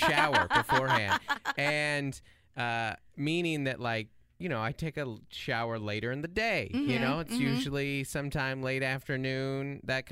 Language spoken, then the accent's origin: English; Seattle, Washington, United States; moved away as an adult; now in San Diego, United States; I'm from Seattle, but San Diego is home. We've been here almost that long, about 8 years.